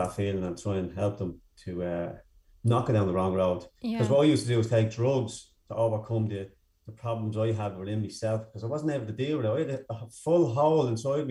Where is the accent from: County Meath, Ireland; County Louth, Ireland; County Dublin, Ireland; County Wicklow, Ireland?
County Dublin, Ireland; Dublin; also born or lived in Dunfermline; I grew up in Darndale, North County Dublin